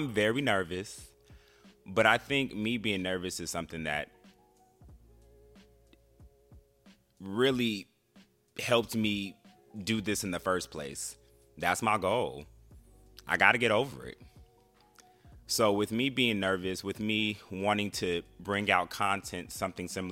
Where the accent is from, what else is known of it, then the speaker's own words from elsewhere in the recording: Bay Area, California, United States; moved away as an adult; also born or lived in Los Angeles; now in Washington, DC area, United States; I'm originally from California, the Bay Area to be exact